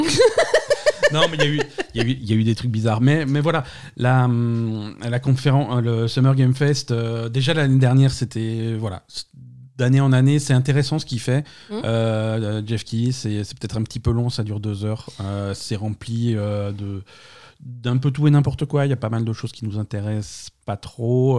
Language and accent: French; France; chez nous en France